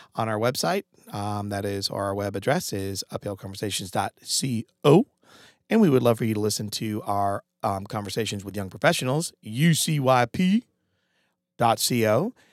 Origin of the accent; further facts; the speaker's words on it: Connecticut, United States; moved away; I'm from Connecticut originally